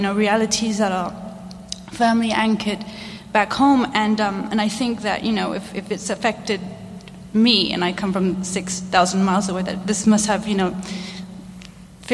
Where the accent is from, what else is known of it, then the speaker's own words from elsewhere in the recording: Mauritius; English is a second language; moved away; I come from Mauritius, as does my partner